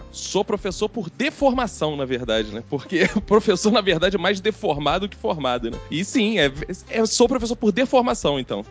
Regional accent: Rio de Janeiro, Brazil; eu nasci em Quintino

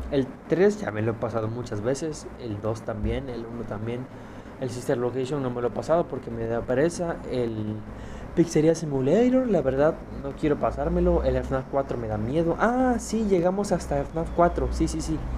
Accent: Mexico; pero estos estoy seguro, yo soy de México, ¿no?

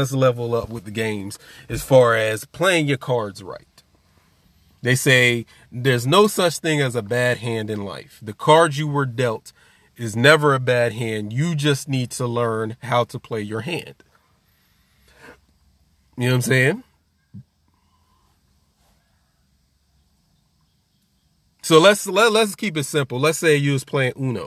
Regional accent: New Jersey, United States; I'm from Jersey

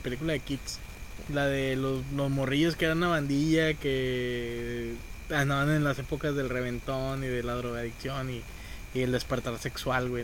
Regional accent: San Nicolás de los Garza, Nuevo León, Mexico; yo soy de Sanico

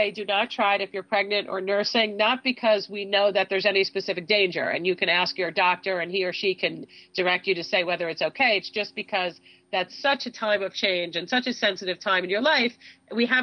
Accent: Southfield, Michigan, United States; born there; I was actually born in Southfield.

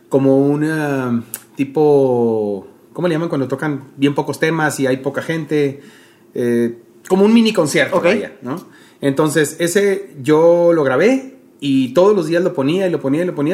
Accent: Monterrey, Nuevo León, Mexico; De aquí de Monterrey.

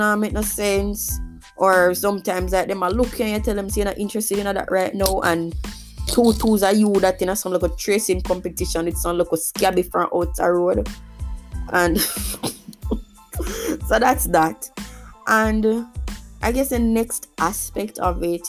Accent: Jamaica; As a Jamaican

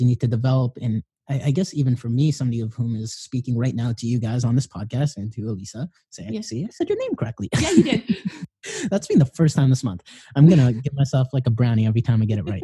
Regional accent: Philippines; I'm Filipino

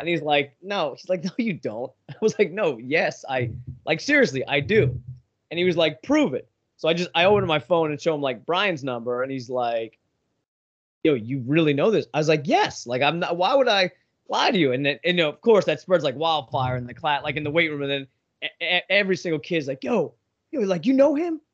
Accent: Long Island, New York, United States; I grew up in New York on Long Island

